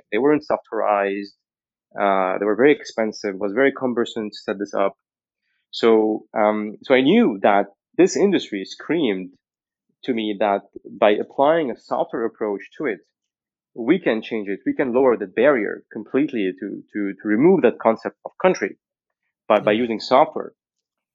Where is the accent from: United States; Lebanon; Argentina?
Lebanon; moved away; I was born in Lebanon in the 1980